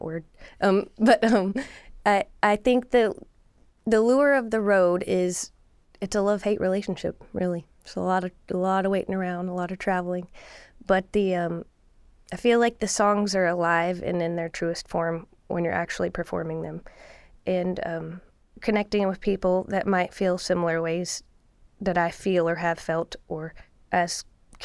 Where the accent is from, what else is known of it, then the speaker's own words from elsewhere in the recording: Lubbock, Texas, United States; also born or lived in Mineral Wells, Texas; I'm from Lubbock and Mineral Wells, Texas